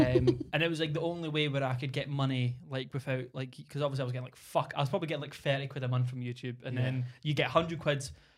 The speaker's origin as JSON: {"language": "English", "region": "Scotland", "country": "United Kingdom", "said": "I think that I followed some Scottish people because obviously, you know, I'm Scottish."}